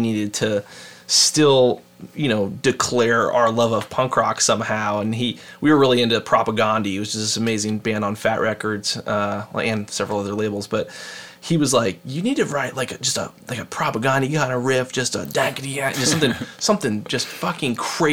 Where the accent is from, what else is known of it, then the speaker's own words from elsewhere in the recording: Seattle, Washington, United States; we're from Seattle